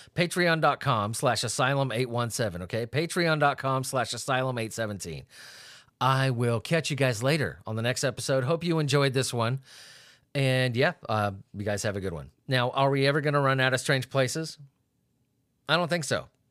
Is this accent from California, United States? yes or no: yes; San Diego, California, United States; I grew up in San Diego